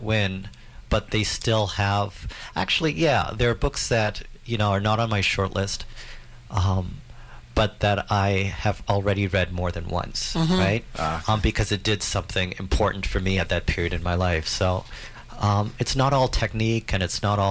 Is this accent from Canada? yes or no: yes; Canada; I'm the Canadian one